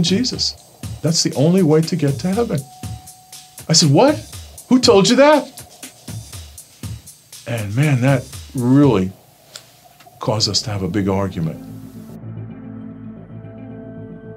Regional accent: New York City, New York, United States; I grew up in Brooklyn, New York, in a neighborhood called Bensonhurst

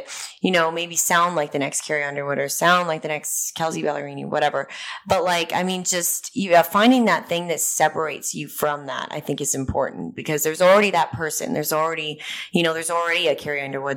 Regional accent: Canada; moved away as an adult; now in Nashville, United States; I'm from the Rocky Mountains

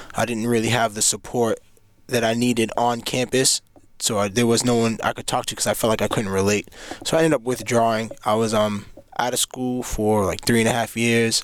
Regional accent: Cambridge, Massachusetts, United States; I'm from Cambridge, Mass.

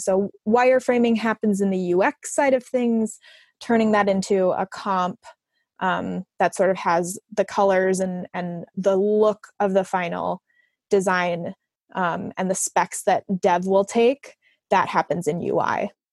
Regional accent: Arlington Heights, Illinois, United States; moved away as an adult; now in Chicago, United States; I'm originally from Arlington Heights, but I've been in Chicago for the last eight or so

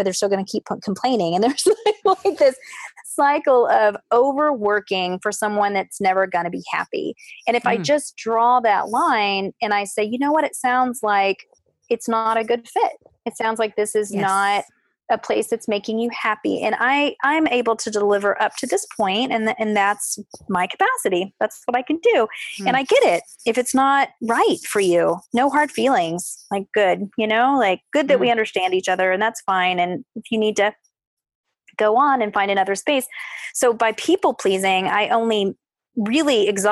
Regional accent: the South, United States; growing up in the South as a woman

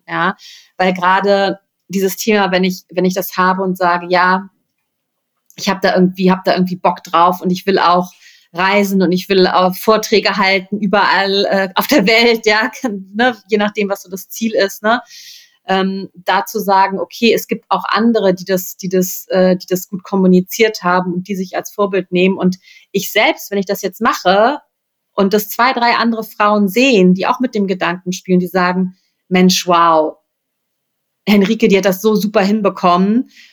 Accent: Rhineland, Germany; ich komme aus dem Rheinland, ne? Also das ist irgendwie meine Heimat.

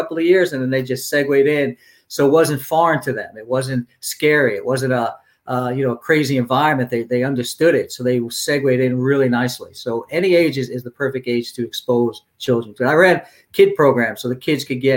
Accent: New York City, New York, United States; I grew up in Brooklyn

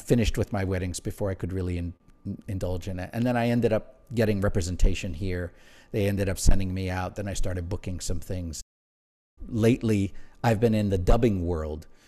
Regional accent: Honolulu, Hawaii, United States; moved away as an adult; also born or lived in Aiea, Hawaii / Pearl City, Hawaii / Nuuanu, Honolulu; I grew up pretty much my early years in Aiea, Pearl City, New, Newtown, to be specific.

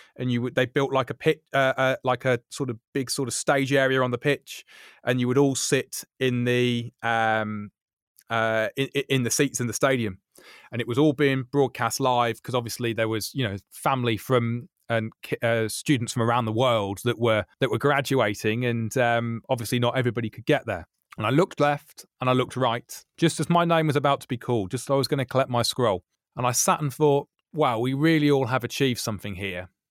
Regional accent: Birmingham, West Midlands, United Kingdom; moved away as an adult; also born or lived in Gloucestershire / Sheffield; I came back home to Birmingham after what would that have been, about twelve years away

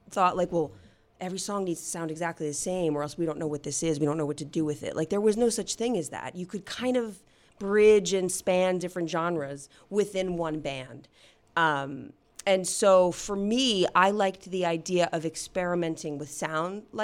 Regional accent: New Jersey, United States; I grew up in New Jersey.

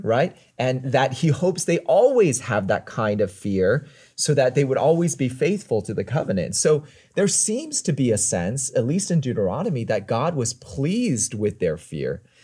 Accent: United States; accent: American; I'm American

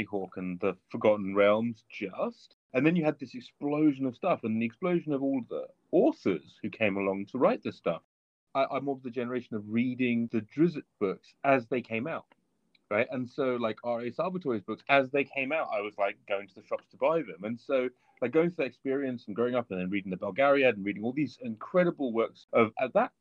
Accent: England, United Kingdom; we're English, of course, and so we play cricket

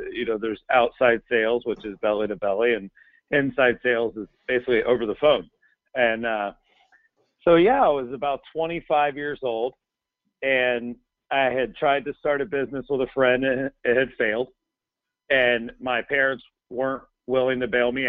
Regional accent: Polk County, Central Florida, United States; I was born and raised in Central Florida, Polk County

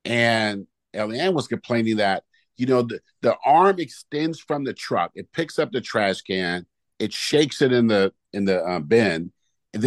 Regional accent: Oakland, California, United States; when I was a kid growing up in Oakland

